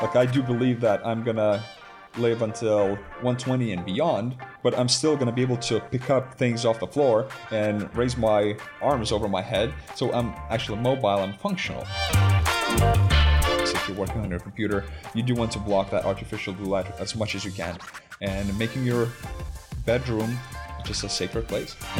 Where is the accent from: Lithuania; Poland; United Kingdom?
Lithuania; moved away as an adult; also born or lived in United States; I grew up in Lithuania.